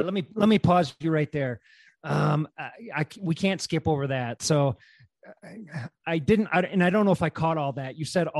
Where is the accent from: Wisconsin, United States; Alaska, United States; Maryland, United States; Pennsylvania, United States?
Wisconsin, United States; moved away; I'm from Wisconsin